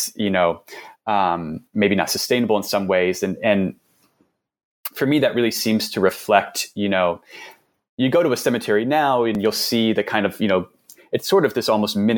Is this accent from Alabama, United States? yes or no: no; New York City, New York, United States; moved away; also born or lived in Tucson; I'm from New York City